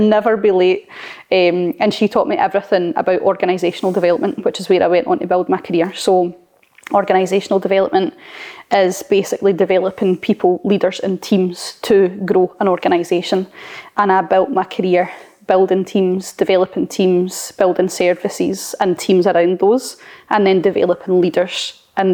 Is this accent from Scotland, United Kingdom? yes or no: yes; Blantyre, Scotland, United Kingdom; I grew up in a place called Blantyre, really small town.